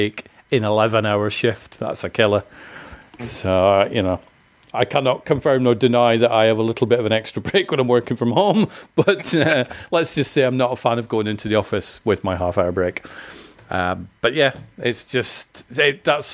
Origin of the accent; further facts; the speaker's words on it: Scotland, United Kingdom; I'm from Scotland. I've been called a jock many times